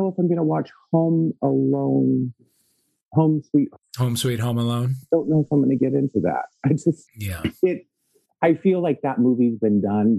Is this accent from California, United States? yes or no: yes; Victorville, California, United States; now in Fontana, United States; I grew up in Victorville.